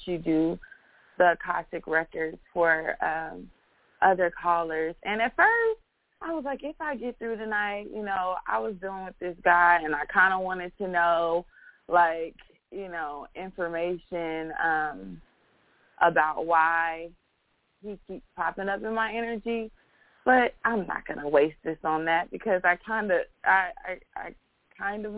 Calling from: Texas, United States; I'm calling in from Texas

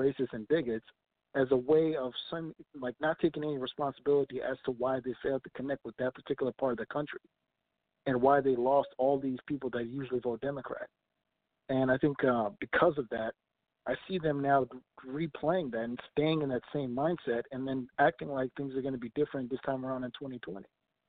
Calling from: Minneapolis, Minnesota, United States; from Minneapolis.

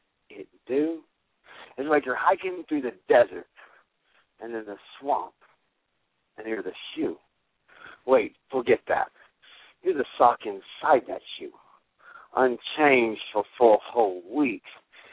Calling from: Cushing, Oklahoma, United States; also born or lived in Houston, Texas; I am calling from Cushing, Oklahoma.

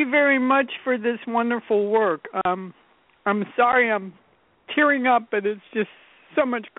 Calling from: North Carolina, United States; North Carolina.

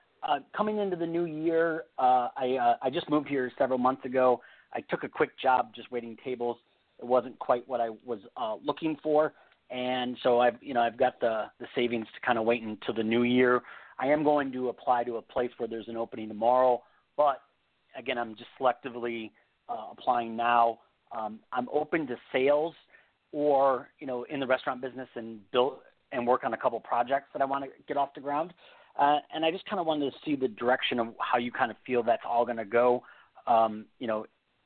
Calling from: Las Vegas, Nevada, United States; I'm calling from Las Vegas.

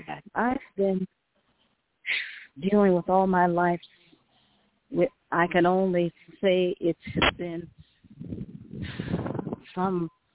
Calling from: Las Cruces, New Mexico, United States; I'm calling from Las Cruces, New Mexico.

